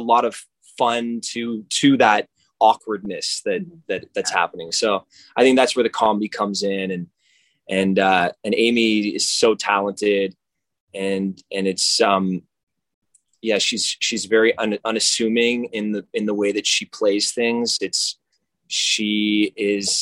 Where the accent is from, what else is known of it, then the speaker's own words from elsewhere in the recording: Canada; I'm Canadian, and that's I'm a mutt from Canada